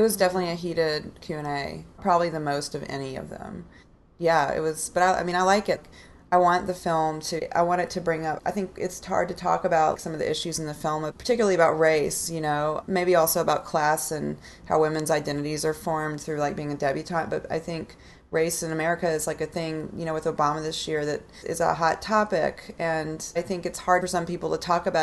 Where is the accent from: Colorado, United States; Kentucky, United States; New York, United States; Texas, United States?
Texas, United States; Austin; I'm from Austin